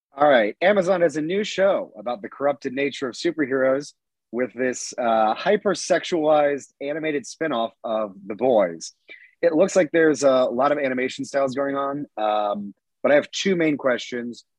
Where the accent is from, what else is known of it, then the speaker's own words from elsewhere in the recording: Georgia, United States; I'm from Georgia